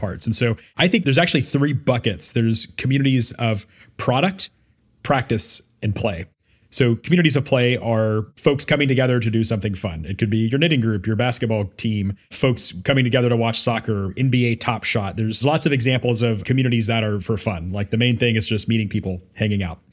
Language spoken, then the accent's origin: English; Memphis, Tennessee, United States; my hometown of Memphis, Tennessee